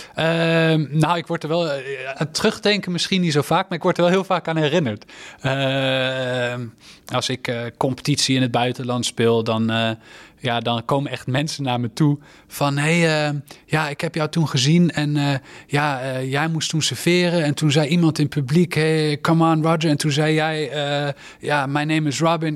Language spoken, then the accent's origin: Dutch; Netherlands; als Nederlander